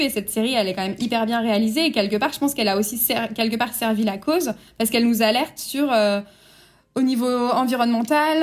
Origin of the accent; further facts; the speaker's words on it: France; chez nous en France